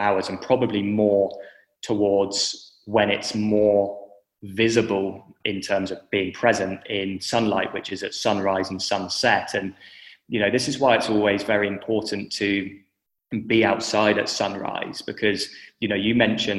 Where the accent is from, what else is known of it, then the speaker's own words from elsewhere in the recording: England, United Kingdom; moved away as an adult; now in Western Australia, Australia; I'm obviously from the United Kingdom, from England, but I'm living in Western Australia